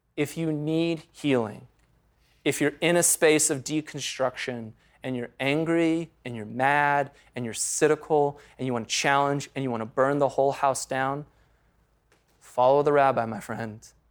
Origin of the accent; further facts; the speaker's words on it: United States; we grew up in the United States of America in the 20th and 21st century